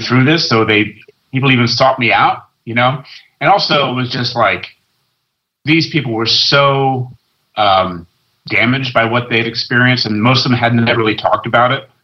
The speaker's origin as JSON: {"language": "English", "region": "West Coast", "country": "United States", "tie": "born or raised there", "also_born_or_lived": "London", "moved": "as an adult", "said": "I grew up on the West Coast and went to London"}